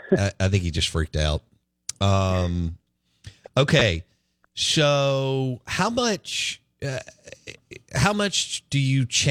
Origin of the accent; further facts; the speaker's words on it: Jackson, Mississippi, United States; I grew up in Belhaven